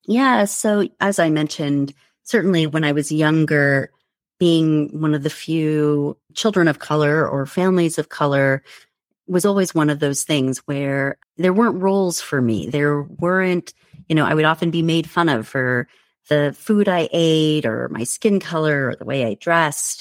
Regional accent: United States; I, I was born and raised in the United States, but my parents were immigrants from India

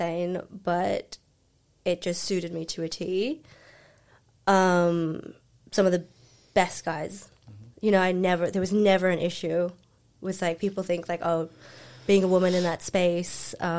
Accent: Cincinnati, Ohio, United States; born there; moved away; also born or lived in Frankfurt, Germany / Paris, France / London; I was born in Cincinnati, Ohio. Mm-hmm. I have a brother that's 7 years older than me, which is why I'm so scrappy. I didn't have a choice. And then we moved to Frankfurt, Germany, and then we moved to Paris, France, and then I finished high school there.

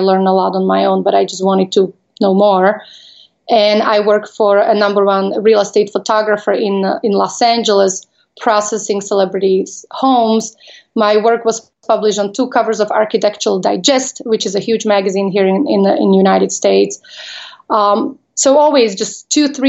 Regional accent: Slovakia; English is a second language; moved away as an adult; also born or lived in Las Vegas; I am from Slovakia. I was born when it was former Czechoslovakia.

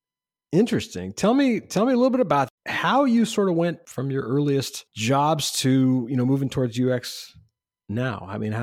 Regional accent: Ohio, United States; now in Maryland, United States; I grew up in Ohio, so I'm used to snow from like, you know, November until, I don't know, April.

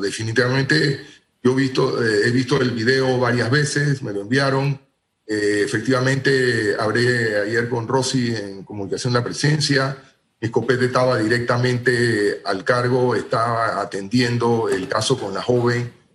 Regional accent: Panama; nosotros como panameños

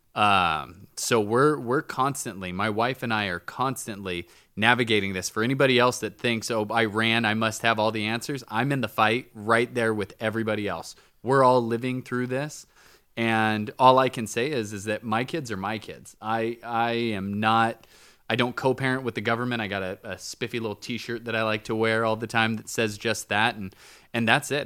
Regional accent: United States; I'm an American

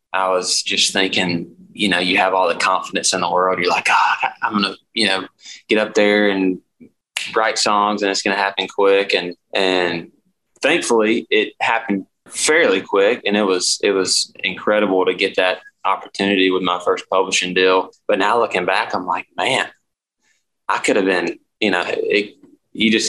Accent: Birmingham area, Alabama, United States; moved away as an adult; I'm from Alabama, like Birmingham area. So I'm like 30 minutes north of there

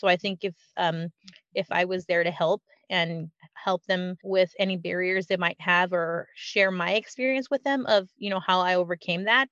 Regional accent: California, United States; we grew up in California

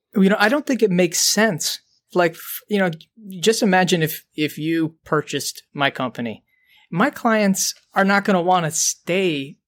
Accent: Detroit, Michigan, United States; we're from Detroit

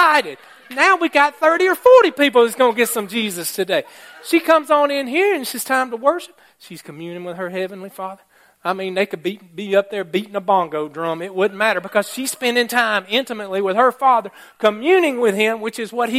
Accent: Alabama, United States; I am from Alabama

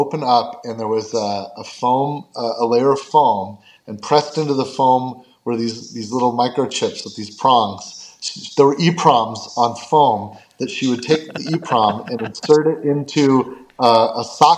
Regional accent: California, United States; also born or lived in Fairfax, Virginia / Nashville, Tennessee; my mom left him, and he took me, and we moved to California

